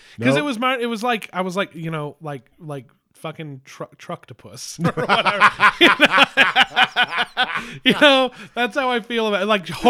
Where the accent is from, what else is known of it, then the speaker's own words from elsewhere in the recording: East Coast, United States; like I'm from the East Coast.